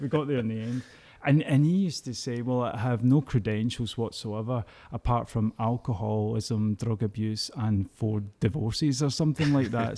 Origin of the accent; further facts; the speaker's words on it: Glasgow, Scotland, United Kingdom; I was brought up in the East End of Glasgow